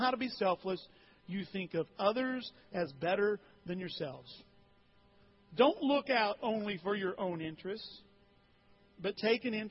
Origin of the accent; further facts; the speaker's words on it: Alton, Illinois, United States; When I was in high school at Alton High 30-some years ago